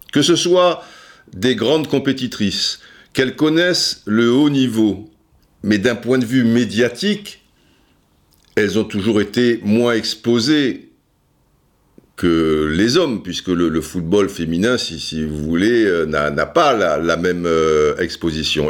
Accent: France; chez nous en France

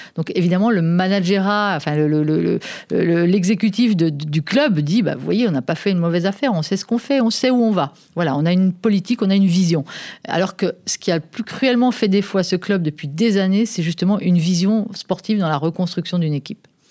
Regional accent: France; chez nous en France

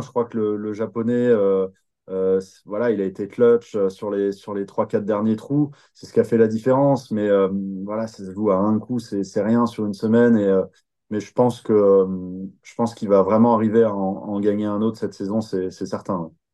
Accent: France; on est plein de Français

